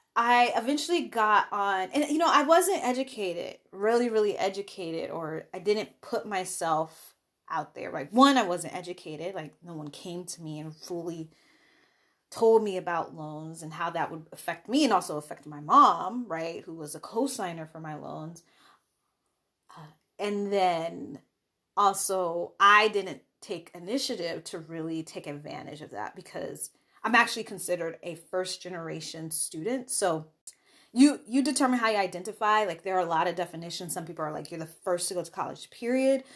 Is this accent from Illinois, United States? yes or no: yes; Chicago, Illinois, United States; I also was living in Chicago, that was my home state, so I had sta-, in-state tuition